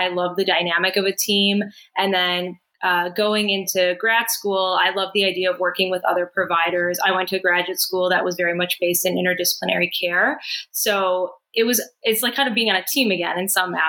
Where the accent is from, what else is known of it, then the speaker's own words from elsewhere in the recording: Chicago, Illinois, United States; moved away as an adult; also born or lived in Boston; now in Miami, United States; I was born and raised in Chicago.